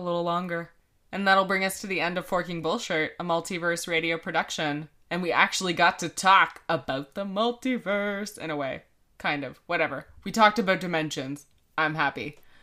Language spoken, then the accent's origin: English; Canada; we are Canadian